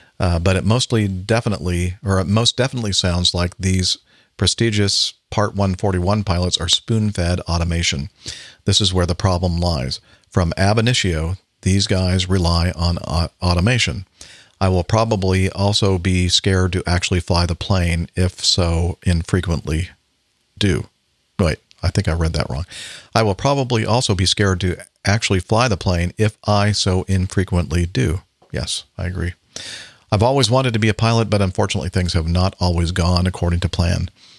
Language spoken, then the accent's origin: English; South Africa; yes, I'm originally from South Africa